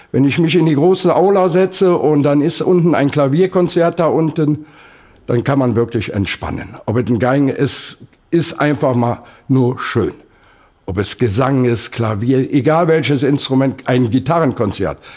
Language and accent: German; Pulheim, North Rhine-Westphalia, Germany; Ich bin aus Pulheim, das ist die Nachbarstadt hier von Köln. Da habe ich die Jugend durchwacht.